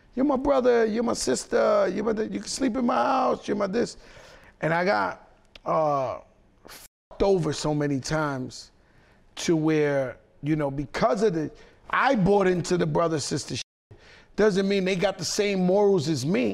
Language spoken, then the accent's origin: English; New York City, New York, United States; I grew up in the Bronx